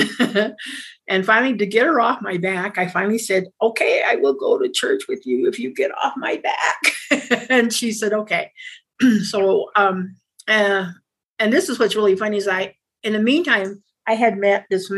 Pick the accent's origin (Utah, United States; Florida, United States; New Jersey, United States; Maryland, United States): Utah, United States; also born or lived in Red Lake, Arizona / Navajo Reservation; we moved to Utah. And my mom and dad had jobs at Intermountain Indian School. And so we lived at Intermountain Indian School for a while. Well, all through high school